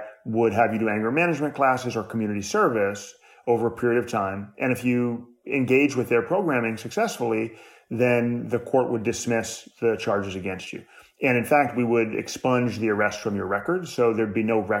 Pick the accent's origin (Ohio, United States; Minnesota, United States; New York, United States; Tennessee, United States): New York, United States; New York City; I was born in New York City in 1980